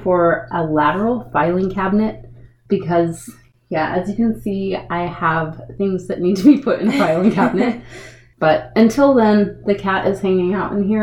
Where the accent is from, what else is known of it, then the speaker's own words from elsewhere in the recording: North Carolina, United States; I was born in North Carolina